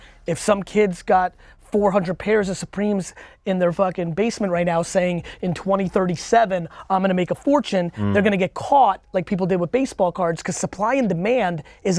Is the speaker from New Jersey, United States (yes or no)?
yes; Edison, New Jersey, United States; English is a second language; Yeah, I grew up in Jersey.